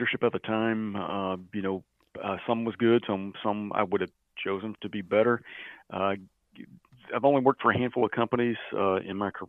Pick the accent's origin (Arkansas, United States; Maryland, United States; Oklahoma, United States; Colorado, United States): Oklahoma, United States; Mannford; I'm from Manford, Oklahoma